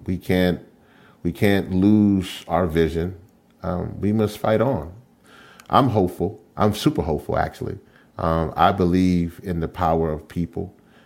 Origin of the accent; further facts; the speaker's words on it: Louisiana, United States; where I come from is from the great state of Louisiana.